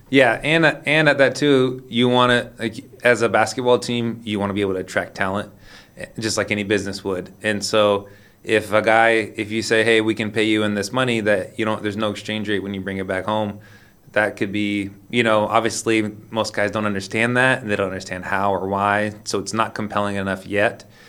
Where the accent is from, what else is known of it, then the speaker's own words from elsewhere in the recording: Sacramento, California, United States; moved away; also born or lived in Lisbon, Portugal; I'm from Sacramento, California